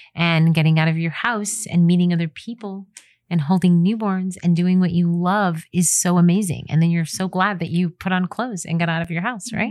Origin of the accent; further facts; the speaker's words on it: United States; I'm an American photographer